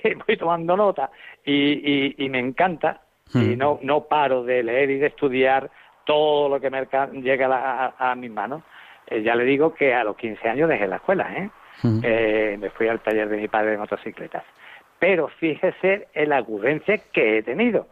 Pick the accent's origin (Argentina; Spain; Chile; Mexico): Spain; Málaga, Andalusia; Yo soy de Málaga